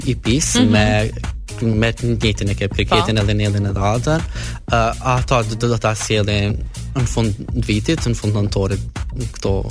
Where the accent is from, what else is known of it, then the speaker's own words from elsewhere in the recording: Kosovo; na në Kosovë nuk e kena kështë shpreje për mbire